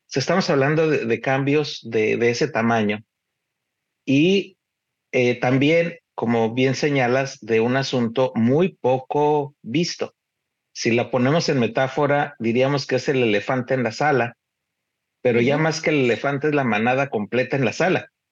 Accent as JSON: {"language": "Spanish", "country": "Mexico", "said": "somos la nación mexicana"}